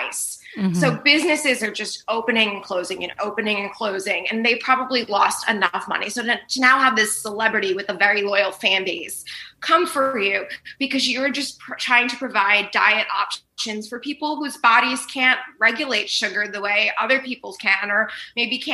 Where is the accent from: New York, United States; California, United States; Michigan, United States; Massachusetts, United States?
New York, United States; New York City; now in Los Angeles, United States; I grew up in Staten Island and now my family's out in Jersey.